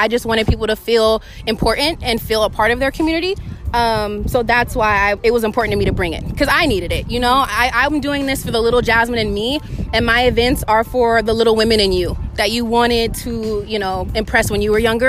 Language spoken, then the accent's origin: English; Visalia, California, United States; I was born and raised in Visalia. I went to Golden West. I went to Valley Oak, Pinkham